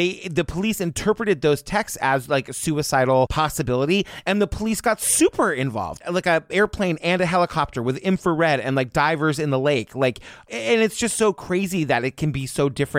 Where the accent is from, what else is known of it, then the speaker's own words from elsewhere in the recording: Massachusetts, United States; I'm from Massachusetts